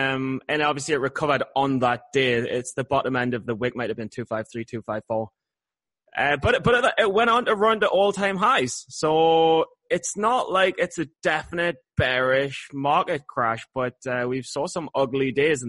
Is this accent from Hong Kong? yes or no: no; United Kingdom; I'm British.